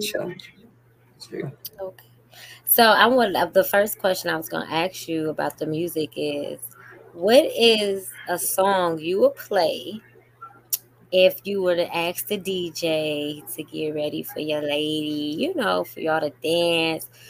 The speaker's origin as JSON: {"language": "English", "town": "Chicago", "region": "Illinois", "country": "United States", "said": "I'm from Chicago"}